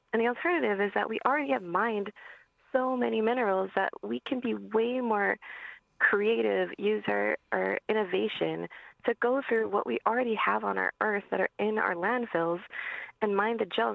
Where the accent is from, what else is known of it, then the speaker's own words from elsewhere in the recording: Hawaii, United States; I'm from Hawaii